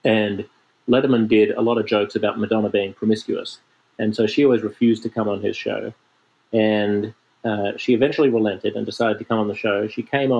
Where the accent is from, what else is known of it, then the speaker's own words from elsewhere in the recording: Sydney, New South Wales, Australia; I was growing up in Sydney